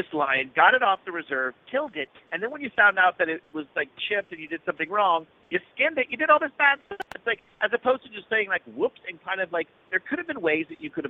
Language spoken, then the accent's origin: English; Louisiana, United States; growing up in Louisiana, we're a very hunting culture.